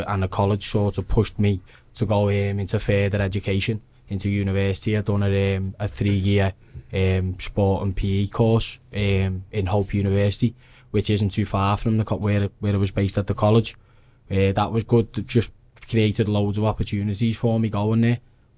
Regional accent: Stockbridge Village, North West England, United Kingdom; I'm 23 from Stockbridge Village.

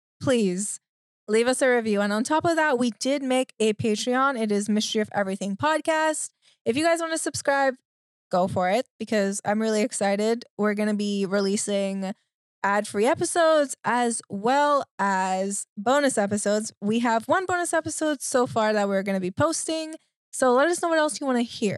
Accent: Trinidad & Tobago; I grew up in the Caribbean.

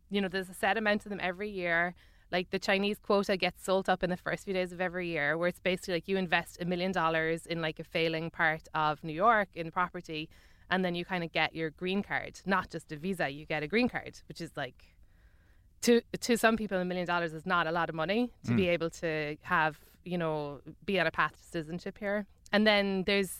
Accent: Ireland; moved away as an adult; now in United States; I'm an Irish celebrity.

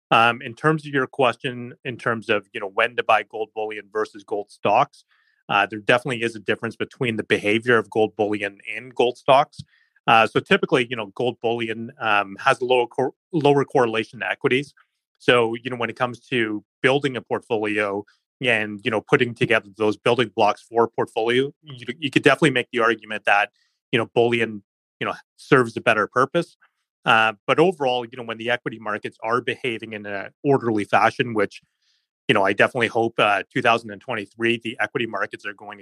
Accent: Canada; as a Canadian investor

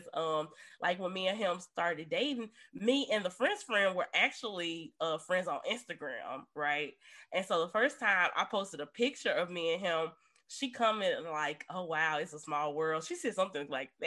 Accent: Memphis, Tennessee, United States; I'm from Memphis

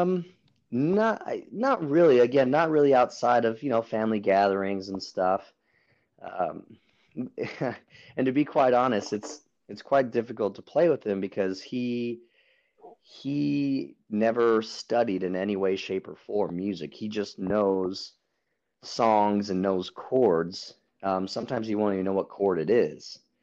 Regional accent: Albuquerque, New Mexico, United States; moved away as an adult; now in San Diego, United States; I am from Albuquerque, New Mexico. I moved out to San Diego

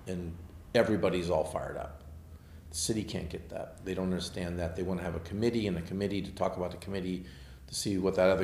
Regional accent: Manhattan Beach, California, United States; now in San Diego, United States; I grew up in Manhattan Beach

